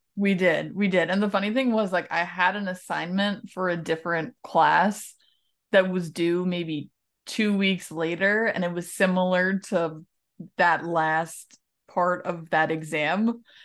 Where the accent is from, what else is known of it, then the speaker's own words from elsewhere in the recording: New York, United States; moved away as an adult; also born or lived in Ohio; being raised New Yorker Italian